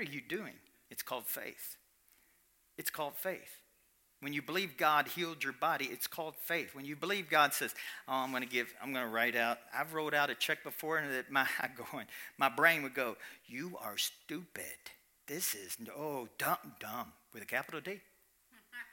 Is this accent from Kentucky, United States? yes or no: yes; Kentucky, United States; I'm from Kentucky